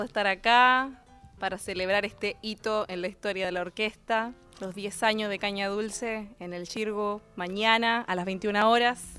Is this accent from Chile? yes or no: yes; Chile; moved away; nosotros somos chilenos